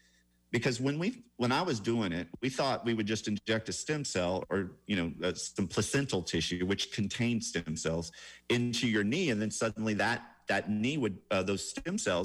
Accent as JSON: {"language": "English", "town": "Atlanta", "region": "Georgia", "country": "United States", "said": "I'm from Atlanta, which actually is a very clean city compared to say Bangkok."}